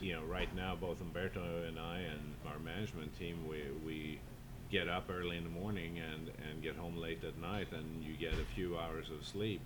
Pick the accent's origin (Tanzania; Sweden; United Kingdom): Sweden; also born or lived in Southern California / Napa Valley; now in San Francisco, United States; Being Swedish